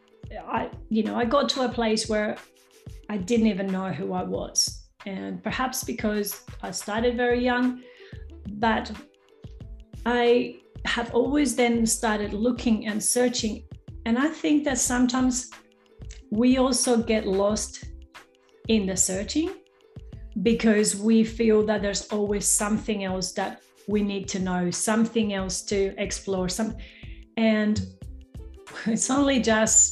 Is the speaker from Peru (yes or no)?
yes; Peru; accent: not 100% Australian; now in Western Australia, Australia; my accent is not 100% Australian. So I was born in South America, in Peru. So I've speak Spanish, I've learned American English, and I've been living in Australia for nearly 3 decades now.